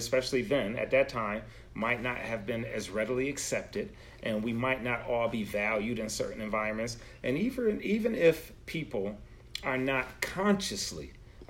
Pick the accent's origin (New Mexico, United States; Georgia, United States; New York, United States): New York, United States; Buffalo; moved away; Me being from upstate New York, from Buffalo.